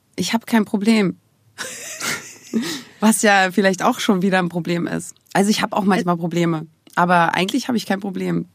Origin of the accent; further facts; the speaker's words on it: Germany; Ich bin ja aus der DDR